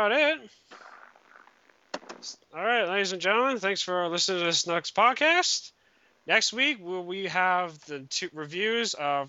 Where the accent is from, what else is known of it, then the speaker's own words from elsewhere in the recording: Canada; Other than that, that's about it for today. I'm Canadian.